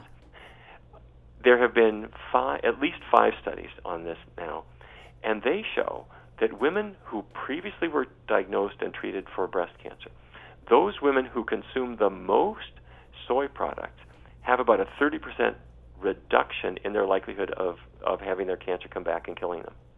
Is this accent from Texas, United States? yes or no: no; North Dakota, United States; I grew up in North Dakota